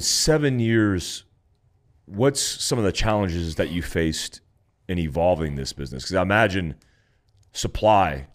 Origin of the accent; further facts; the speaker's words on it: Florida, United States; also born or lived in California; me growing up in Florida, born in Cali, growing up in Florida, like I grew up in flip flops.